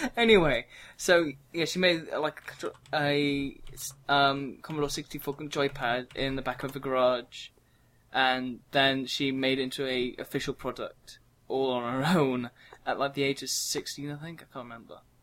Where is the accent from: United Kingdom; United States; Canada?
United Kingdom; England; we're from England, so we have different terminology for it.